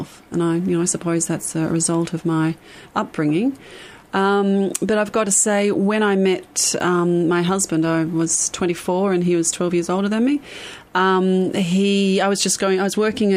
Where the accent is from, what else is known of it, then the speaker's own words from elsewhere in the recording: Lake Macquarie, New South Wales, Australia; also born or lived in Melbourne, Victoria; So when we moved from Melbourne to Newcastle, I think I was about 7 or 8, or to Lake Macquarie, 7 or 8.